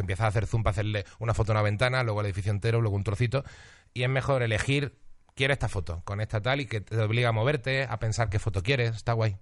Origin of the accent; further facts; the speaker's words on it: Seville, Andalusia, Spain; moved away as an adult; also born or lived in Huelva; now in Madrid, Spain; Nací en Huelva, me crié en Sevilla, pero tampoco soy sevillano